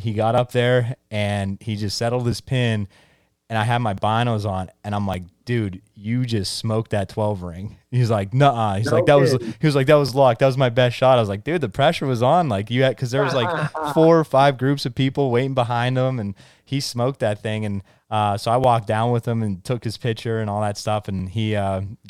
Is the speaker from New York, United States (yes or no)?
no; Central Pennsylvania, United States; I'm from Central Pennsylvania here